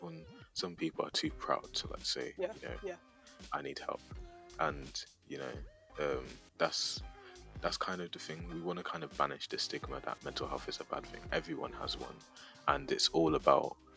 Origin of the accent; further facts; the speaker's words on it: Leeds, Yorkshire and the Humber, United Kingdom; I'm from Leeds